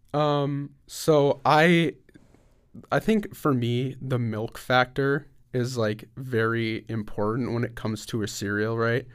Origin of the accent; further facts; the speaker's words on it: Waverly, Iowa, United States; also born or lived in Dubuque, Iowa; I grew up in Waverly